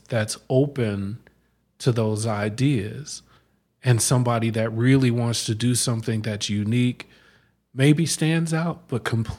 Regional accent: Denver, Colorado, United States; also born or lived in New Jersey; now in Arizona, United States; Well, I grew up in Denver.

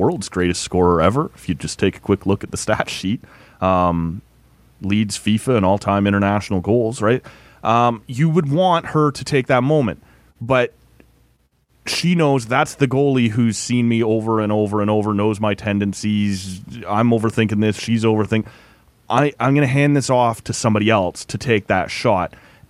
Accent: Canada

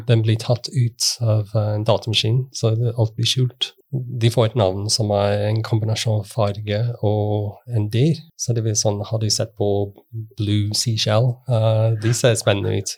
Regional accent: United Kingdom; Norwegian is a second language; moved away as an adult; now in Norway; Jeg er fra Storbritannia og har bodd i Norge siden 2004.

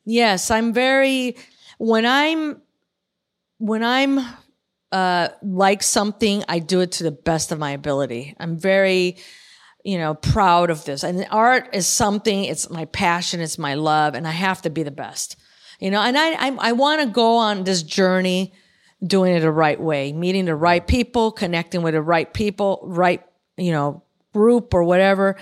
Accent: Chicago, Illinois, United States; now in California, United States; born and raised in Chicago.

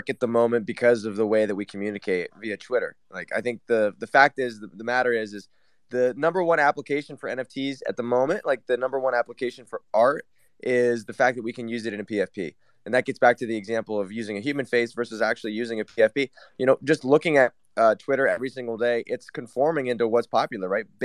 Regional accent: Taiwan; Uh, Taiwan.

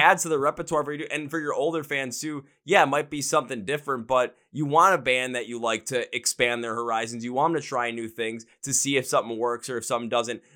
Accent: Midwest, United States; Midwest where I'm

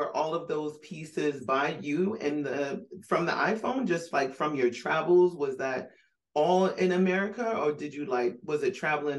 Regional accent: Brooklyn, New York, United States; born there; also born or lived in South; My family is really from the South. I was born in Brooklyn, but then, you know, I moved to the South as well. So I bounce back and forth

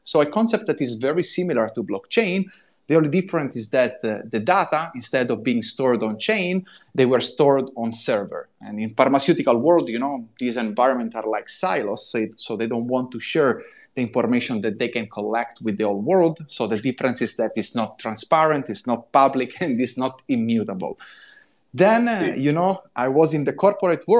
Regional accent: Italy; accent: Italian; English is a second language; moved away as an adult; also born or lived in New York, United States; now in Bali, Indonesia; As you can hear from my accent, I'm Italian

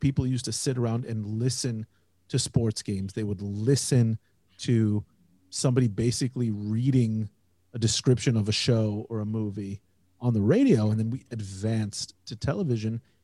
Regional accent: Indiana, United States; now in Israel; I grew up in Indiana, and I grew up in kind of on the borderland of rural Indiana

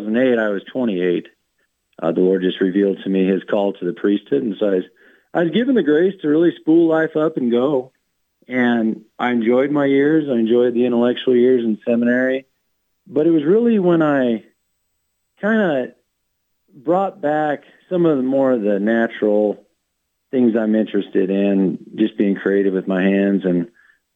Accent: Wyoming, United States; also born or lived in Montana; I born and raised in Wyoming.

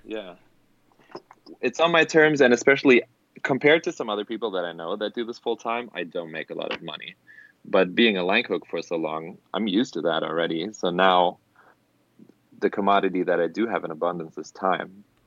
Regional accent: Germany; English is a second language; moved away as an adult; now in Los Angeles, United States; I'm actually born and raised in Germany

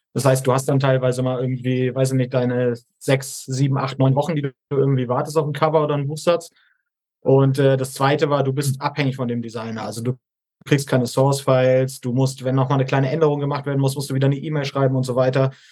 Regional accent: Hamburg, Germany; moved away; 30 Jahre alt, komme ursprünglich aus Hamburg

